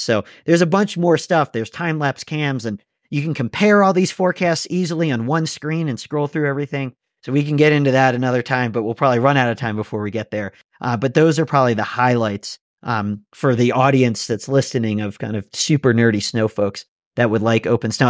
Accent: Pennsylvania, United States; moved away; I grew up skiing on the East Coast in Pennsylvania

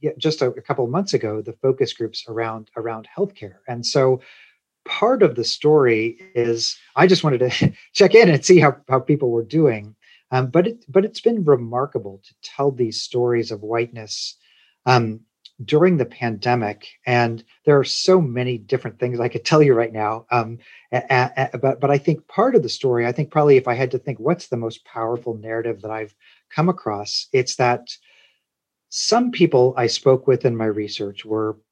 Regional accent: Kansas City, Missouri, United States; now in Tennessee, United States; I grew up in Kansas City, Missouri

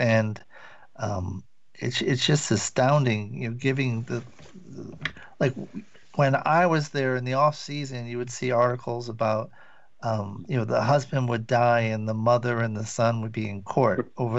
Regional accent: Rhode Island, United States; moved away as an adult; also born or lived in Washington, D.C. / Los Angeles; now in Santa Monica, United States; I used to live in D.C. In fact, I'm from New England as well, from Rhode Island. And I went to school in D.C.

